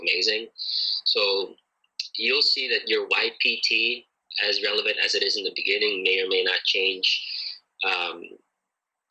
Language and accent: English; Connecticut, United States; moved away; also born or lived in Philippines; I grew up in Connecticut. It's a little state in northeastern United States.